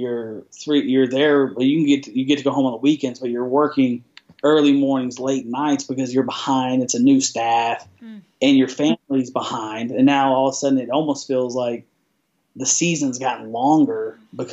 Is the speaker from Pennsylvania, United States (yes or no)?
no; Abilene, Texas, United States; moved away; also born or lived in Dallas, Texas; I grew up in Dallas, Texas. I moved to Abilene, Texas. But from the third grade to high school, I was in Abilene, Texas my whole life.